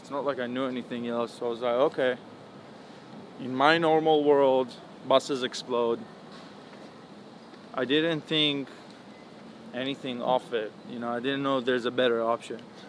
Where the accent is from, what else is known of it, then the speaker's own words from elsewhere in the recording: Tel Aviv, Tel Aviv District, Israel; also born or lived in Holon; I was born in Israel, a city called Chulon. Mm-hmm. Moved to Tel Aviv when I was like 3 years old and then grew up my whole life there